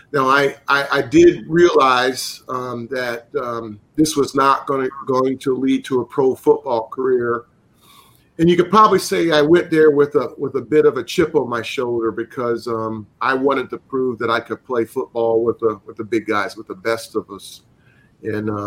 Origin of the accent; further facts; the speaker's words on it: the South, United States; that's having growing up in the South.